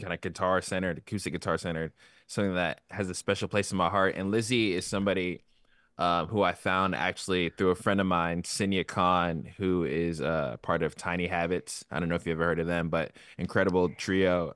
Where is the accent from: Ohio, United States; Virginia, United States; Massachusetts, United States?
Virginia, United States; I'm from Virginia